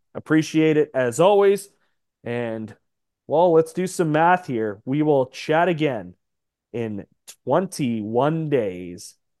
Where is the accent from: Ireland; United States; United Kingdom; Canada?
Canada; we are still Canadian